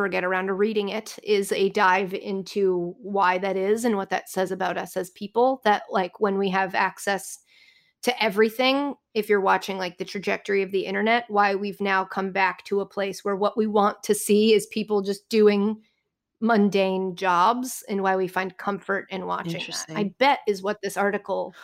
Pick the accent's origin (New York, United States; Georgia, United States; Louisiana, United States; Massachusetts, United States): Massachusetts, United States; Boston; I'm from Boston